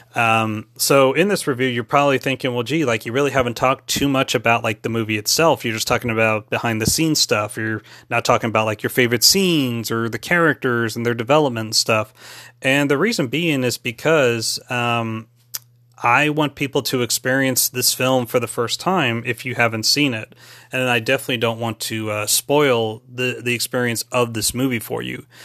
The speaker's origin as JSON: {"language": "English", "town": "San Antonio", "region": "Texas", "country": "United States", "tie": "born or raised there", "said": "my hometown, my hometown of San Antonio, Texas"}